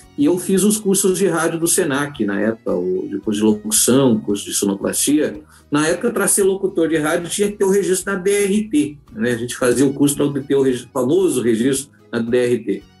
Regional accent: Santo André, São Paulo, Brazil; now in Rio Grande do Sul, Brazil; eu sou de Santo André, São Paulo

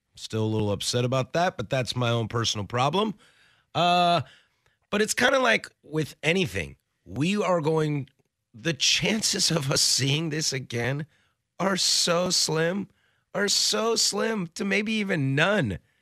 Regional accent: the Northwest, Pacific Northwest, United States; I'm just born and raised in the Northwest

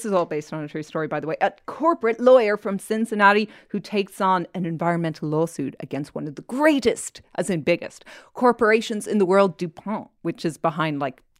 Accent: Ireland; Sorry, I'm from Ireland.

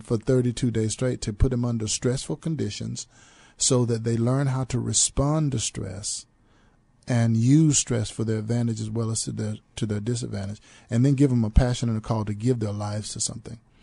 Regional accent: Troy, North Carolina, United States; moved away as an adult; now in San Antonio, United States; I was born and raised in North Carolina

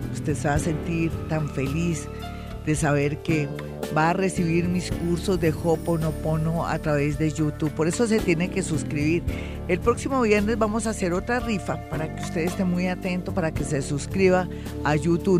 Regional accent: Colombia; cómo somos los colombianos de emprendedores

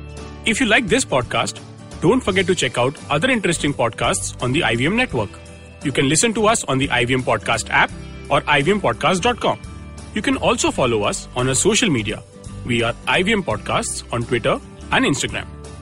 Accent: India

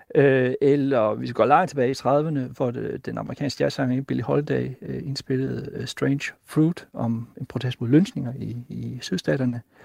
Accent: Himmerland, North Denmark Region, Denmark; jeg voksede op i Himmerland

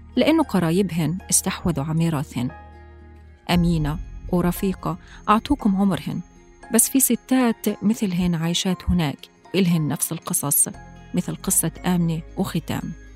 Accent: Jenin, West Bank, Palestine; بمدينتي مدينة جنين في فلسطين

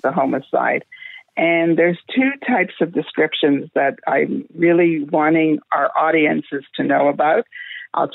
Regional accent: Canada; I'm from Canada

